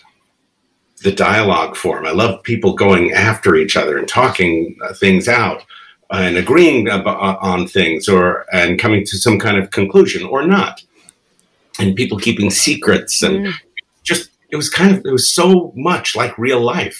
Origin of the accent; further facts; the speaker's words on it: New York City, New York, United States; first language Spanish; English is a second language; also born or lived in Bronx; from the Bronx, okay. And when I was about 6, my family moved to Queens